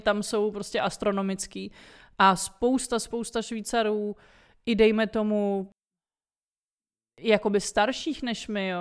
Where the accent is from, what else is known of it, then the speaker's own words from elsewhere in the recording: Brno, South Moravian Region, Czechia; moved away as an adult; also born or lived in Prague; now in Switzerland; já teda jsem z Brna původem, ale studovala jsem v Praze